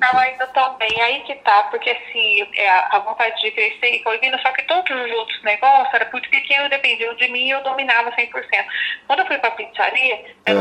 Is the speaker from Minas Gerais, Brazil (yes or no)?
yes; Passa Quatro, Minas Gerais, Brazil; eu sou de Passa Quatro, né, de Minas